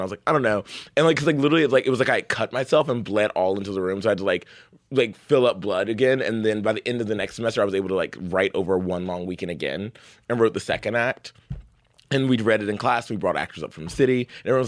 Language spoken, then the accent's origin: English; the South, United States; I grew up in the South